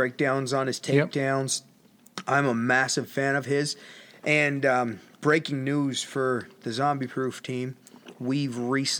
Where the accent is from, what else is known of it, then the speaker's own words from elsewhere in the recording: Canada; So... we're Canadians because we're from Canada.